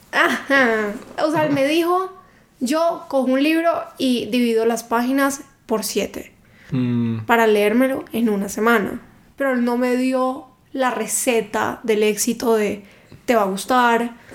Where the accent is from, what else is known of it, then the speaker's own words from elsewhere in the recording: Cali, Valle del Cauca, Colombia; now in Bogotá, Colombia; Yo soy de Cali